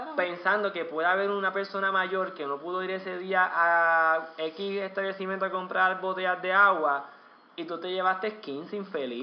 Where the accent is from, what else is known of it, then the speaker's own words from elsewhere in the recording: Puerto Rico; Yo soy puertorriqueño